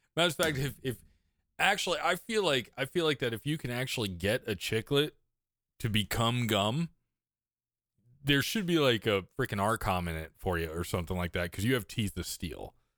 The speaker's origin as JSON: {"language": "English", "region": "East Coast", "country": "United States", "tie": "born or raised there", "also_born_or_lived": "Midwest", "moved": "yes", "said": "I grew up on the East Coast"}